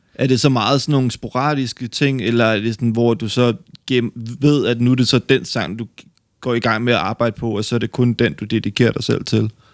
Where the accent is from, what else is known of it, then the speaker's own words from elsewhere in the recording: West Jutland, Denmark; jeg er oprindelig fra Kalamborg i Vestjylland